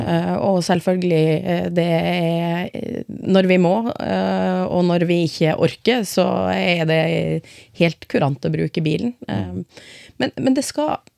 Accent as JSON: {"language": "Norwegian", "town": "Finnsnes", "region": "Troms", "country": "Norway", "tie": "born or raised there", "moved": "yes", "lives_now": "Skien, Norway", "said": "Født og oppvokst i Norge, aldri bodd noen annen plass, men jeg er innvandrer. Ja. men ja, jeg kommer fra et eh, lite sted i midten av Troms som heter Finnsnes"}